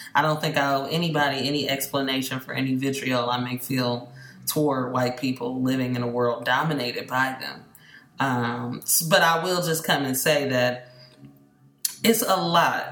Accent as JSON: {"language": "English", "area": "Bay Area", "region": "California", "country": "United States", "tie": "born or raised there", "said": "I grew up in the Bay Area"}